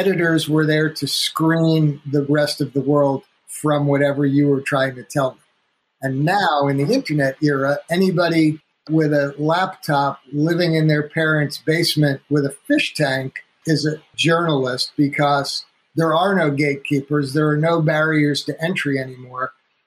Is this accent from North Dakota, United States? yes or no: no; North Woodmere, New York, United States; I grew up on Long Island, in outside of Manhattan in New York